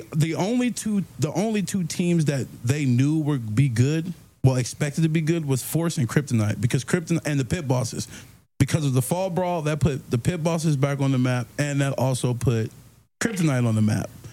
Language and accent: English; Maryland, United States; I'm from Maryland